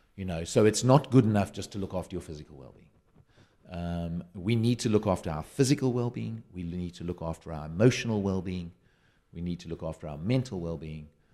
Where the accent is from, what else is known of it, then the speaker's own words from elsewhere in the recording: South Africa; now in United Kingdom; I'm a South African living in the U K.